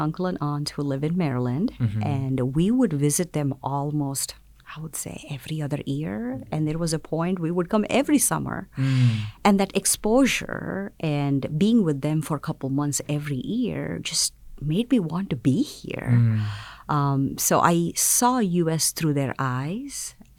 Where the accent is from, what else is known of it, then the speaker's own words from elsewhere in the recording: South India, India; I'm from South India, so